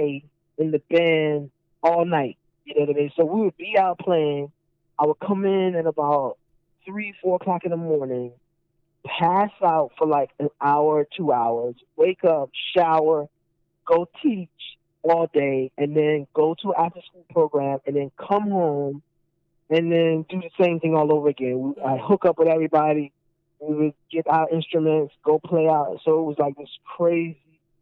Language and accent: English; North Carolina, United States; moved away as an adult; also born or lived in Brooklyn, New York; now in New York, United States; I'm from North Carolina originally